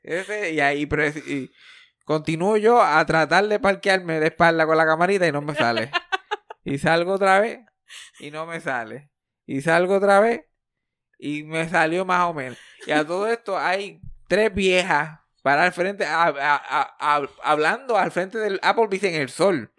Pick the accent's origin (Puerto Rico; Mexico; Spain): Puerto Rico; soy más puertorriqueño de lo que soy